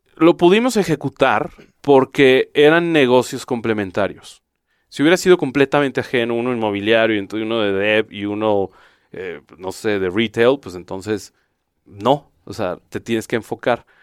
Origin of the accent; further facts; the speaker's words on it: Jalisco, Mexico; Yo soy de Jalisco